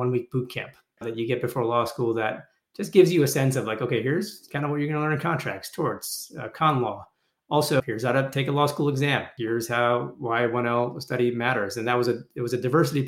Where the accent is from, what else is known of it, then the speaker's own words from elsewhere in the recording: Toronto, Ontario, Canada; moved away; They immigrated to Canada in the 70s, which is where I was born. I was born in Toronto. I am still a proud Canadian